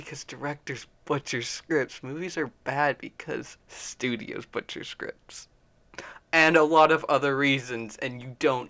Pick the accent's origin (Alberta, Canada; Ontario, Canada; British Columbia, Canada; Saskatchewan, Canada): Alberta, Canada; Calgary; We're from Cowtown.